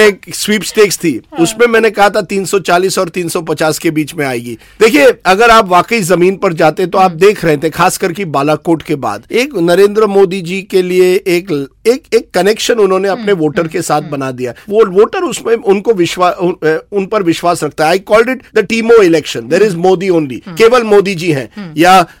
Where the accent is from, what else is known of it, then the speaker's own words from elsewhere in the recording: Ahmedabad, Gujarat, India; मैं खुद मेरा जन्म अहमदाबाद में हुआ है